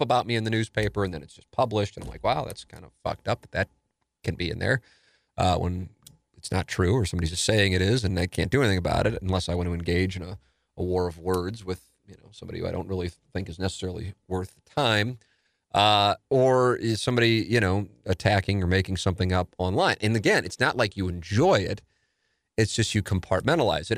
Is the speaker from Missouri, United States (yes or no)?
yes; St. Louis, Missouri, United States; growing up in South City